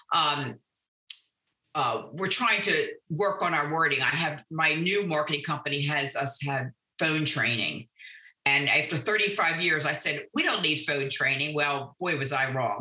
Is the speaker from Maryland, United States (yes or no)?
yes; Annapolis, Maryland, United States; now in Owings Mills, United States; I grew up in Annapolis